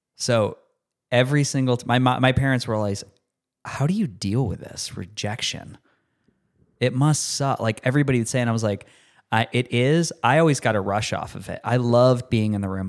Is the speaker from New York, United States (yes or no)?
yes; Rochester, New York, United States; moved away; a new hospital in my hometown, University of Rochester, Strong Memorial Hospital.